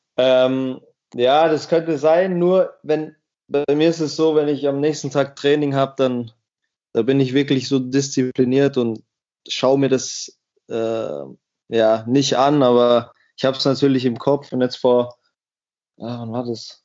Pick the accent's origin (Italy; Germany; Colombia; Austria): Germany; Miesbach, Bavaria; also born or lived in United States; in der Stadt, wo ich, wo ich aufgewachsen bin